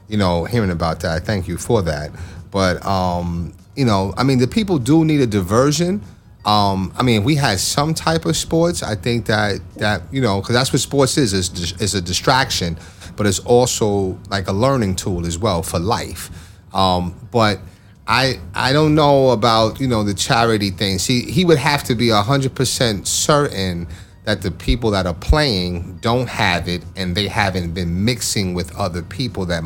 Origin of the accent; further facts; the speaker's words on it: New York, United States; I'm from New York